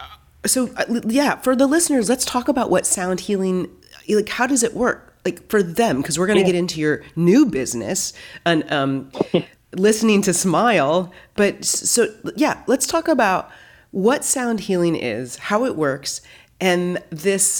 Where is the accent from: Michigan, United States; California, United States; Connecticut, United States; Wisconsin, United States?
Michigan, United States; Grand Rapids; moved away as an adult; now in Los Angeles, United States; I actually moved to Los Angeles from Michigan. So I'm from the Grand Rapids area. I did my undergrad there.